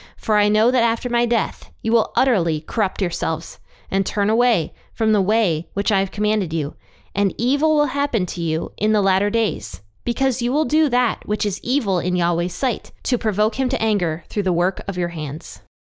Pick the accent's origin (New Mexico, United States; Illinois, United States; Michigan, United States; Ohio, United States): Ohio, United States; my own home state of Ohio